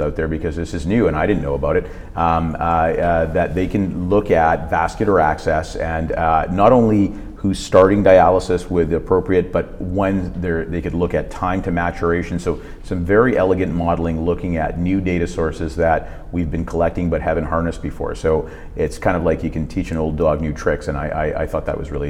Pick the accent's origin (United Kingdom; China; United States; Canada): Canada; I come from Canada